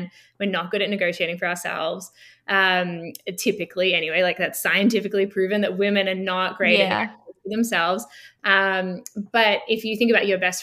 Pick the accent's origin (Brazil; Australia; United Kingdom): Australia; Melbourne, Victoria; moved away as an adult; now in Toronto, Canada; So I grew up in Melbourne, Australia. I'm Australian.